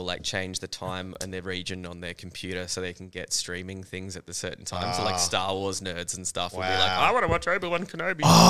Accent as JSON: {"language": "English", "town": "Perth", "region": "Western Australia", "country": "Australia", "tie": "born or raised there", "moved": "as an adult", "lives_now": "Melbourne, Australia", "said": "I'm originally from Perth."}